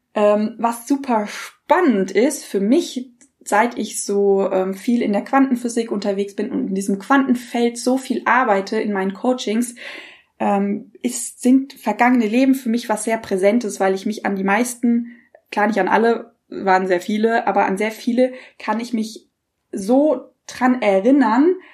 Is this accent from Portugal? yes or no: no; Germany; wir als Deutsche